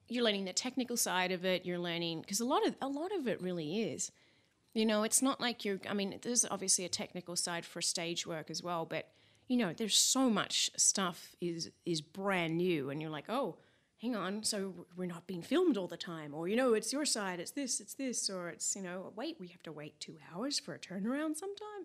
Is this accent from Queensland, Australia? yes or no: no; Mount Eliza, Victoria, Australia; accent: Aussie; also born or lived in Eltham; now in Los Angeles, United States; I was born in Eltham, and then we moved down to Mount Eliza, and I sort of started school down there.